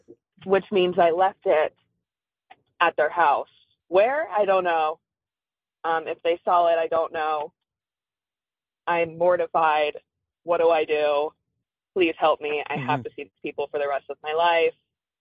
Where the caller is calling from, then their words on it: Cincinnati, Ohio, United States; I'm calling from Cincinnati, Ohio.